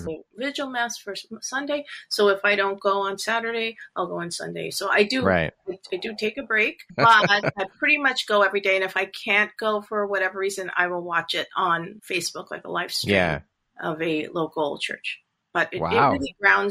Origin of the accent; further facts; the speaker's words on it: Long Island, New York, United States; also born or lived in Toronto, Canada / Brooklyn, New York; we moved back to New York, Brooklyn, New York, and came to Long Island, New York in the early 1970s, like 1973. Okay. And I've been there ever since